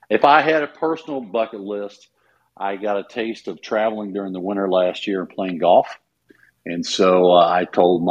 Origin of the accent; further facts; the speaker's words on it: Bloomfield, Iowa, United States; now in Missouri, United States; My father was teaching and coaching in Memphis, Missouri at Scotland County. And I was born in Davis County, Iowa, Bloomfield